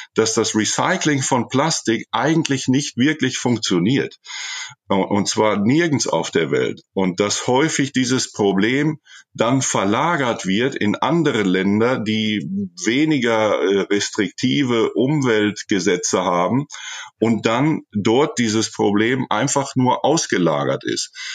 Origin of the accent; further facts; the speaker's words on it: Germany; moved away as an adult; now in Chile; an meine Jugend in Deutschland, an meine Kindheit in Deutschland.